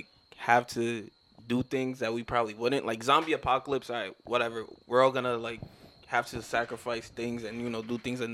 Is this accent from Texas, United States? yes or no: no; New York City, New York, United States; also born or lived in Harlem; I was raised in the Bronx, but born in Harlem.